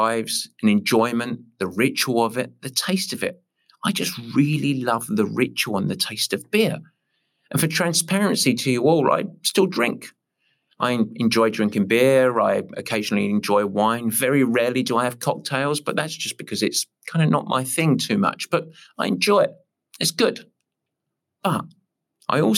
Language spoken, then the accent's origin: English; England, United Kingdom; I'm English